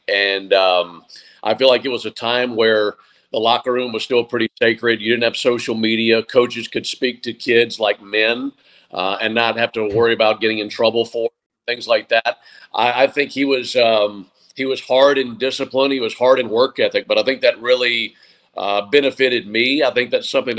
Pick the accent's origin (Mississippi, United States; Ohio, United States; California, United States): Mississippi, United States; Madison; moved away as an adult; also born or lived in Eugene, Oregon; now in Atlanta, United States; I grew up in Madison, Mississippi